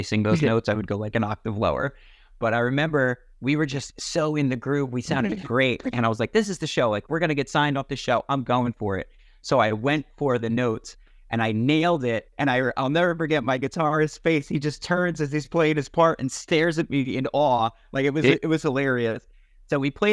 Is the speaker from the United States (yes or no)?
yes; New Jersey, United States; we're all from North Jersey, Central Jersey at this point